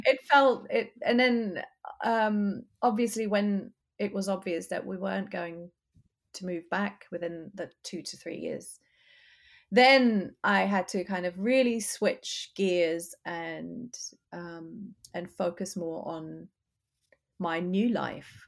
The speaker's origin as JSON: {"language": "English", "country": "Germany", "also_born_or_lived": "United Kingdom", "moved": "as an adult", "lives_now": "Austin, United States", "said": "I left my home country, Germany, in my twenties."}